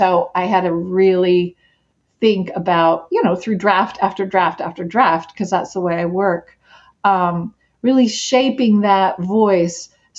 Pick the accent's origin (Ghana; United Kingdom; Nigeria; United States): United States; Appalachia; accent: Appalachian; moved away; This is my native language. I grew up listening to Appalachian talk, and what you're hearing from me right now isn't exactly Appalachian vernacular.